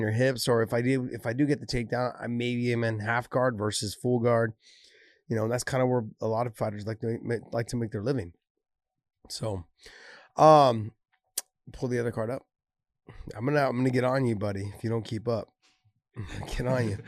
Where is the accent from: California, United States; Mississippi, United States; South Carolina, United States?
California, United States; San Jose; also born or lived in Idaho; I was born and raised here in San Jose